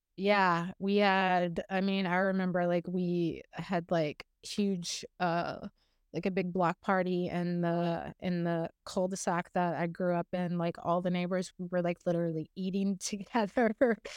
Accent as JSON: {"language": "English", "town": "Morgan City", "region": "Louisiana", "country": "United States", "tie": "born or raised there", "said": "I grew up in a really small town about, um, I don't know, forty-five miles south, uh, west of New Orleans in a very bayou country, um, Morgan City is what it's called"}